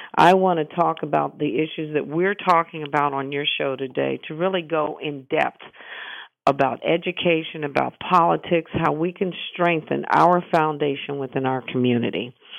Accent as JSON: {"language": "English", "region": "Midwest", "country": "United States", "said": "I'm from the Midwest"}